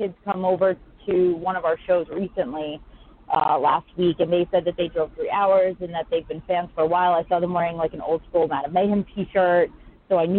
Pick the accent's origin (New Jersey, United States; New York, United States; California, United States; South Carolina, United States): New York, United States; I'm from New York down here.